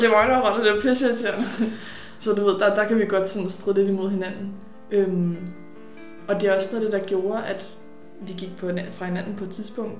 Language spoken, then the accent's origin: Danish; Birkerød, Capital Region of Denmark, Denmark; also born or lived in Ganløse; jeg er oprindelig fra Birkerød og opvokset